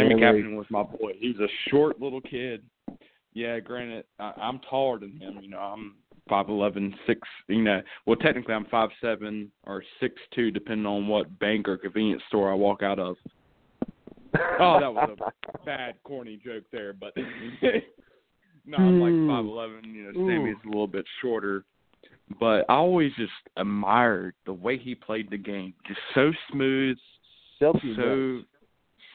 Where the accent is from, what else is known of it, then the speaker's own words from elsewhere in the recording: Greensboro, North Carolina, United States; I grew up here in Greensboro.